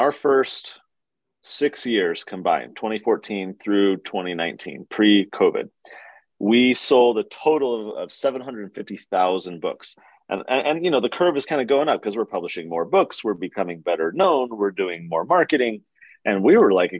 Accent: Poway, California, United States; I grew up in San Diego. So I went to the public schools down there, a city called Poway in the North County

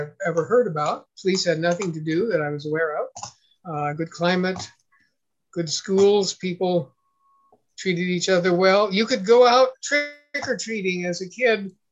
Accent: San Luis Obispo, California, United States; it was a Baptist church in my hometown, San Luis Obispo, California

